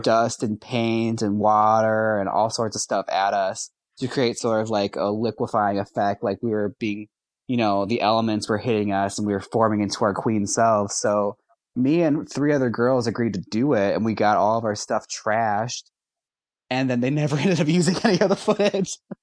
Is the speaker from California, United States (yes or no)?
no; Milwaukee, Wisconsin, United States; I'm from Milwaukee.